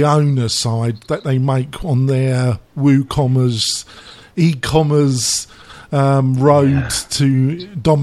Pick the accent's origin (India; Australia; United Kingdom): United Kingdom; England; I'm English